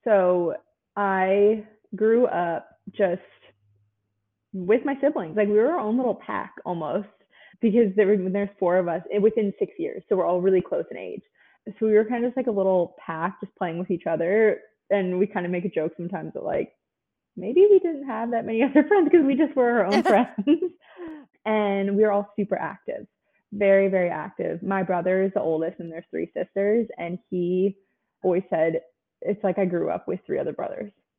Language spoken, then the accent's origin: English; New Jersey, United States; moved away as an adult; now in Nashville, United States; I was born and raised in the same town that I grew up in my whole life for 18 years. I'm actually from New Jersey